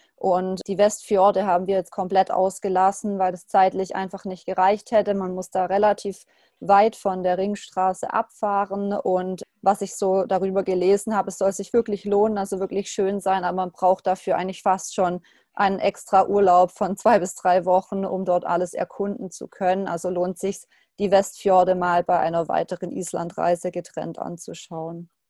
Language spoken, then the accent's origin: German; Germany; bei uns in Deutschland